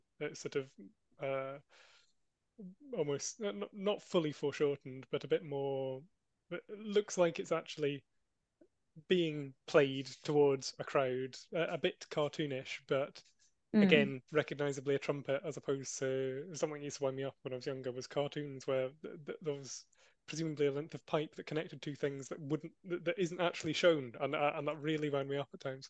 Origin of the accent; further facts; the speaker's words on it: Edinburgh, Scotland, United Kingdom; growing up around Edinburgh